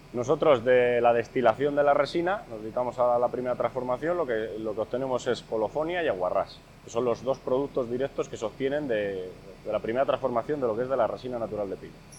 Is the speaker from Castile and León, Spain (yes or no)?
yes; Castile and León, Spain; nuestra tierra, aquí en Castilla y León